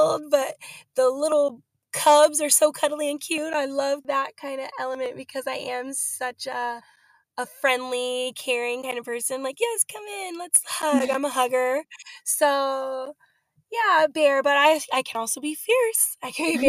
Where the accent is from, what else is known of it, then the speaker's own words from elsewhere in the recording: California, United States; now in Arizona, United States; I live in Arizona now. I'm originally from California